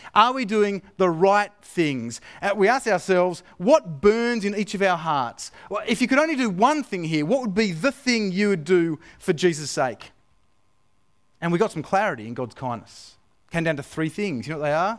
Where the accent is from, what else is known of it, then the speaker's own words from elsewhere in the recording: Australia; moved away; deep down, I'm still Australian